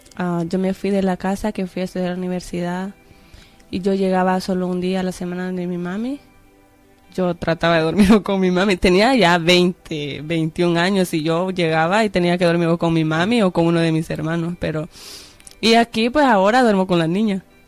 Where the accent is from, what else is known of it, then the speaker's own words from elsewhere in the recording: El Salvador; moved away; allá en El Salvador, en mi país